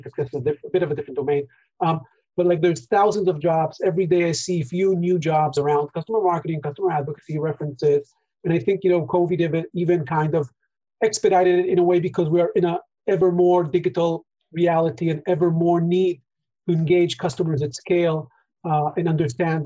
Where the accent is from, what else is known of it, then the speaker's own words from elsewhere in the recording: Israel; we're both from Israel